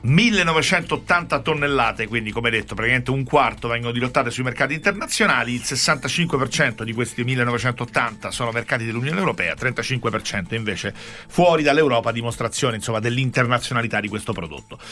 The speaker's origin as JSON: {"language": "Italian", "town": "Rome", "region": "Lazio", "country": "Italy", "said": "lo dico da romano"}